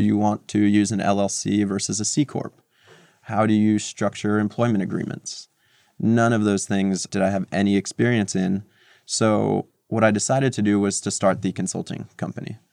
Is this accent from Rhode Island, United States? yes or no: no; Montclair, New Jersey, United States; moved away as an adult; also born or lived in Moscow, Russia / New York City; now in New York, United States; I grew up in New Jersey, not too far from New York, in a town called Montclair, about thirty minutes west of the city